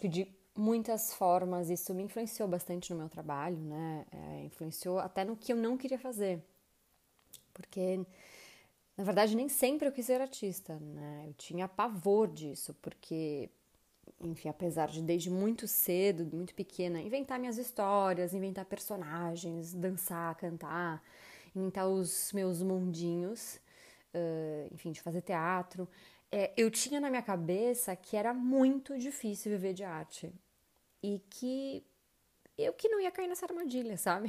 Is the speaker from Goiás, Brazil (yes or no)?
no; São Paulo, Brazil; eu nasci em São Paulo, mas é, passei grande parte da minha vida no litoral